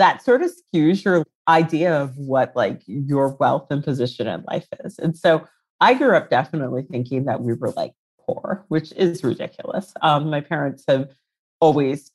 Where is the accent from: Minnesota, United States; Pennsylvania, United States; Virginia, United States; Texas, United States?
Virginia, United States; Reston; moved away as an adult; now in London, United Kingdom; I'm from Virginia originally. I grew up in Ruston, which is a pretty like affluent